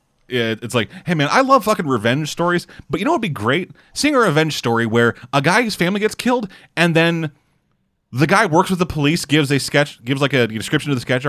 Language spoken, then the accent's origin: English; Canada; I'm Canadian